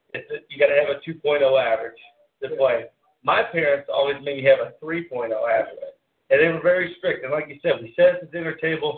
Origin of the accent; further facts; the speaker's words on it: West Virginia, United States; now in Cleveland, United States; I'm originally from West Virginia, but whenever I moved up here, obviously, I followed you.